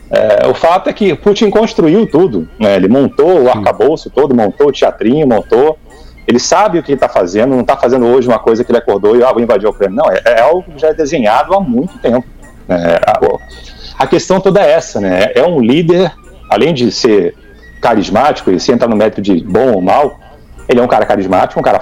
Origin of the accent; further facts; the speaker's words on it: Rio de Janeiro, Brazil; A minha, família, a, minha família, a minha família é catarinense, né? Então eu, eu, eu cresci no Rio, né? no cresci no Rio e vinha assim sempre pra cá.